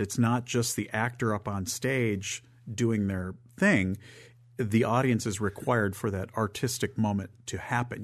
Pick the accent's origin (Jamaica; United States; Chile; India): United States; Northern Michigan; also born or lived in Southern California; now in Memphis, United States; I'm from Northern Michigan, and I lived in Southern California